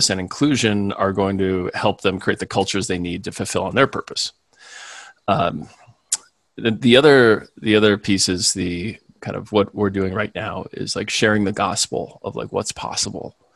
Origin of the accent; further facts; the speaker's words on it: Midwest, United States; growing up in the Midwest, I was taught that if you worked hard and you married your high school sweetheart and you moved to suburbs and made some more babies and then died in Florida